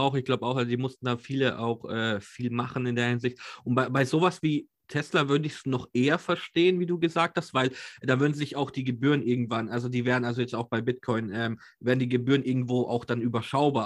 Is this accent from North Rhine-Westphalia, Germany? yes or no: no; Nuremberg, Bavaria, Germany; born or raised there